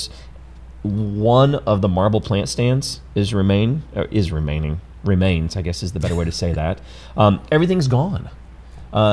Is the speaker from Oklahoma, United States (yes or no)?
yes; Oklahoma, United States; now in Alton, United States; I was born in Oklahoma. I didn't grow up here